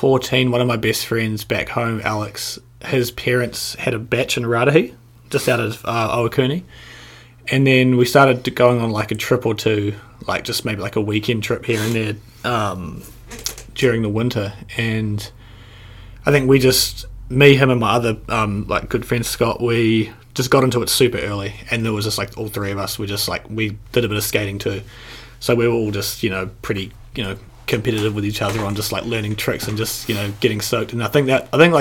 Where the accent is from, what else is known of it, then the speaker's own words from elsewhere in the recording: Porirua, Wellington, New Zealand; I'm from Porirua in Wellington